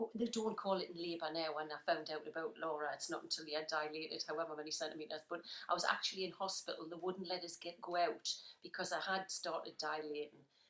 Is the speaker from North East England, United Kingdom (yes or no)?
yes; Wallsend, North East England, United Kingdom; So, I was born in a place called Walls End